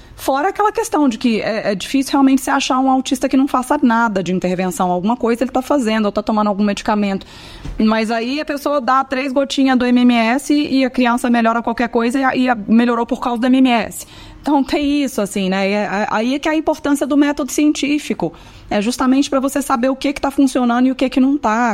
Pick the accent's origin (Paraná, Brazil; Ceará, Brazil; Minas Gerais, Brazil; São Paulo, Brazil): Minas Gerais, Brazil; Eu sou mineira